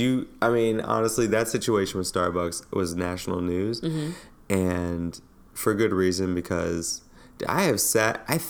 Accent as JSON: {"language": "English", "town": "New York City", "region": "New York", "country": "United States", "said": "as a New Yorker."}